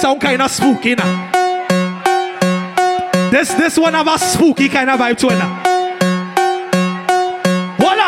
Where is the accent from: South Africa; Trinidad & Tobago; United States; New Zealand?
Trinidad & Tobago; I is a Trinidadian